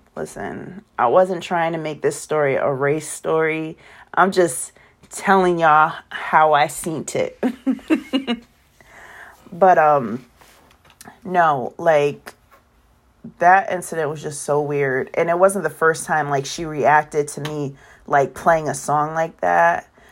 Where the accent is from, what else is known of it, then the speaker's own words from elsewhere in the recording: Waterbury, Connecticut, United States; also born or lived in California; I was born in California, raised in Connecticut.